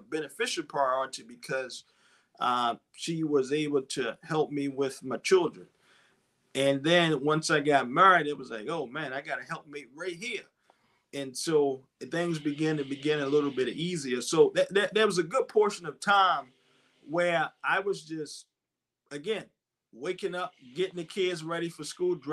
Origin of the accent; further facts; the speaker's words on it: Baltimore, Maryland, United States; I grew up in West Baltimore